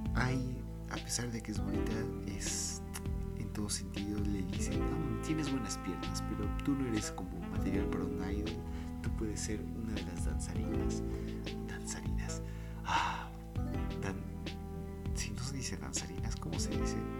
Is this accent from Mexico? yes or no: yes; Mexico; queramos o no, fuimos creados como mexicanos